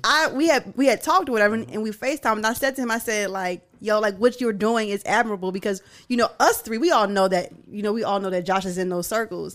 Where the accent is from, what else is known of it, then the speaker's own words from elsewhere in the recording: Philadelphia, Pennsylvania, United States; moved away; also born or lived in the South; I'm from Philly